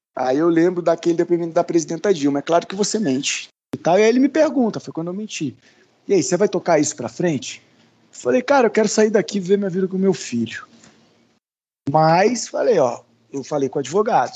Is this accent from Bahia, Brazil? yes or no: no; Brasília, Federal District, Brazil; also born or lived in Rio Grande do Sul; Eu brinco que eu sou gaúcho de Brasília, né? Que eu nasci no sul, vim para cá com um ano